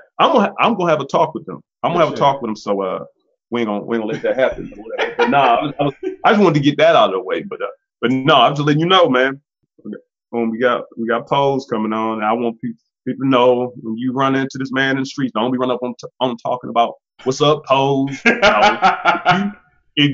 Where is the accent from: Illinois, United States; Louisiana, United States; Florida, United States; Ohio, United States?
Ohio, United States; But I'm from Ohio, so I hear all that.